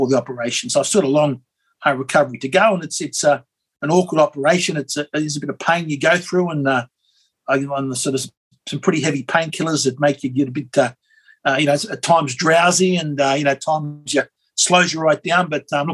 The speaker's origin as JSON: {"language": "English", "country": "Australia", "said": "as an Aussie"}